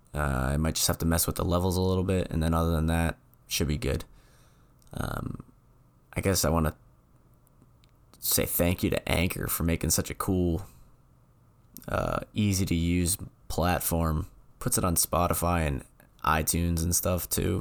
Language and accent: English; New England, United States; moved away; I'm from New England.